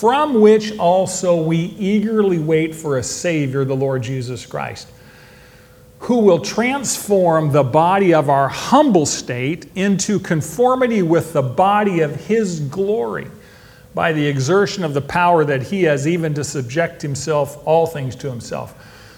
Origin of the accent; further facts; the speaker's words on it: Modesto, California, United States; now in Bakersfield, United States; I was born in Modesto, which is my hometown. Today, I live in Bakersfield, which is home now.